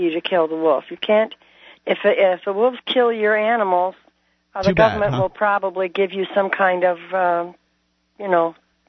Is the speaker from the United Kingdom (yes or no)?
no; Canada; now in Montana, United States; I'm a Canadian, I'm a United States citizen, and I'm a dual citizen.